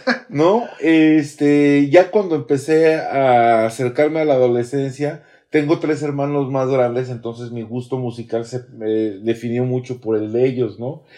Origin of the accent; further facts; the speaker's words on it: Mexico City, Mexico; also born or lived in Roma, Mexico City / Del Valle, Mexico City / Querétaro / Ciudad Satélite, State of Mexico; yo crecí en Nápoles